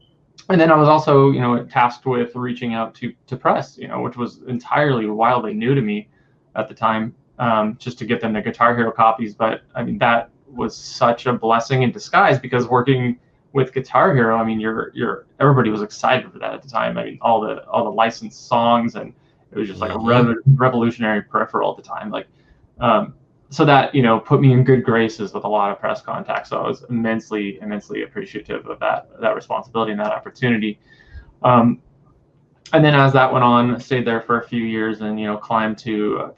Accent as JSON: {"language": "English", "region": "California", "country": "United States", "said": "that I was from the Bay Area."}